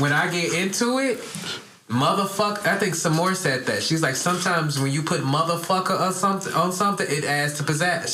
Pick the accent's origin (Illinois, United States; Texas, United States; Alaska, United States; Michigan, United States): Michigan, United States; Detroit; I'm from Detroit, where it's like a lot of gangster